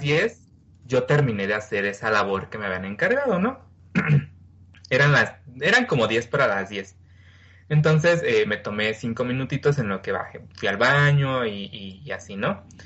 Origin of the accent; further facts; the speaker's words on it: Mexico; soy mexicano